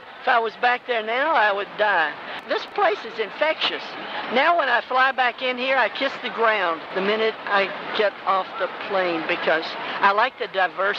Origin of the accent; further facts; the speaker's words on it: Nashville, Tennessee, United States; now in New York, United States; Nashville, Tennessee.